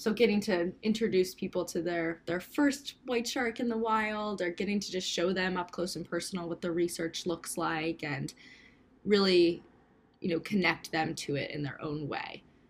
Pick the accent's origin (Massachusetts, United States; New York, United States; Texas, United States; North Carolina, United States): Massachusetts, United States; Cape Cod; born there; I was born on Cape Cod, so I technically am a native, but I grew up really close to the ocean.